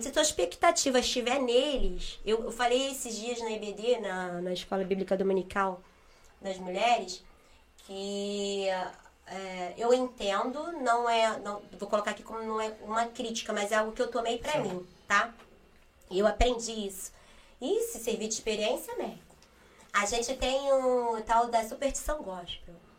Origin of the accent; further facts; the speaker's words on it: Rio de Janeiro, Brazil; Fui nascida e criada no Rio, mas precisamente na comunidade de Manguinhos